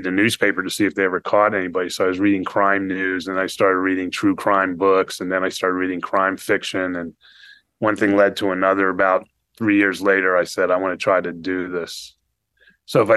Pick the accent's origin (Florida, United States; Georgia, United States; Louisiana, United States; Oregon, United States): Florida, United States; Fort Lauderdale; I grew up in South Florida, Fort Lauderdale, and it was pretty much a tourist town